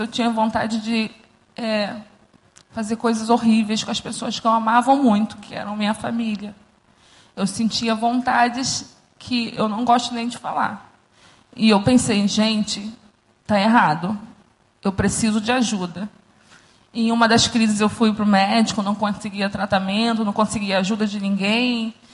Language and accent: Portuguese; Rio de Janeiro, Brazil; Eu cresci aqui no Recreio, numa comunidade